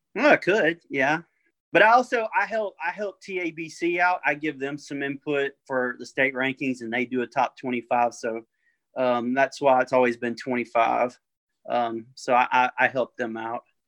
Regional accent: Orangeville, United States; I'm from Orangeville

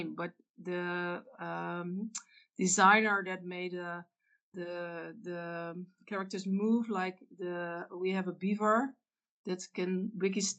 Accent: Zwolle, Overijssel, Netherlands; I build for the Lego store in Zwolle, this is my hometown

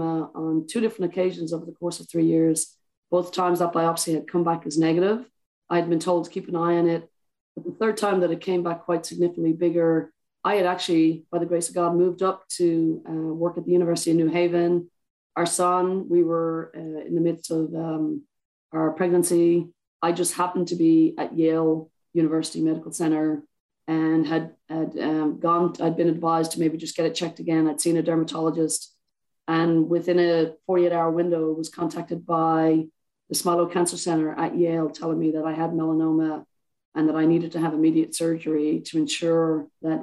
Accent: Ireland; I'm Irish

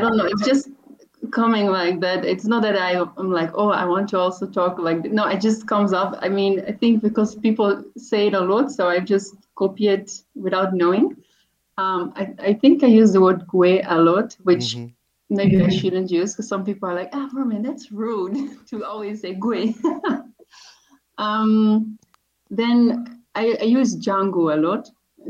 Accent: Netherlands; accent: Dutch; English is a second language; And so by then, that was in 2017, and my accent was very Dutch.

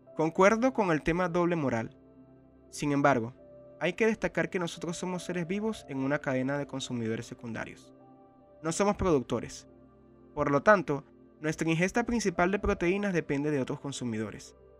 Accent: Venezuela; en un país como el mío, Venezuela

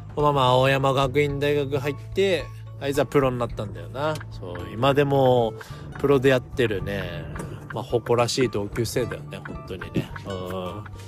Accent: Sendai, Miyagi, Japan; 地元の仙台 89ers

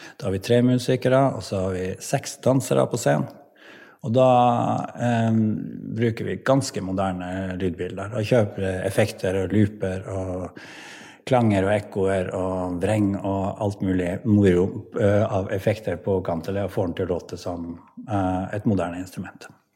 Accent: Pasvik Valley, Finnmark, Norway; jeg er fra Pasvikdalen og er musiker

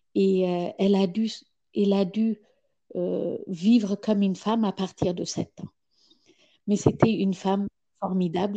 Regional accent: Ethiopia; moved away; quand j'ai quitté l'Éthiopie il, y a, il y a 35 ans

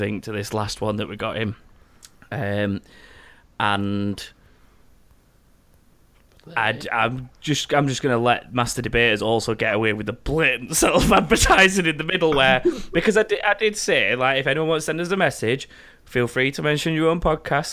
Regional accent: Sheffield, Yorkshire and the Humber, United Kingdom; we're from Sheffield

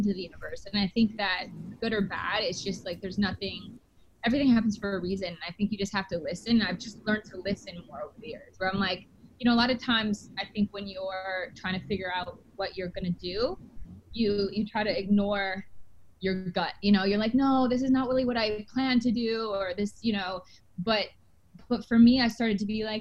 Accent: Canada; because I'm actually Canadian

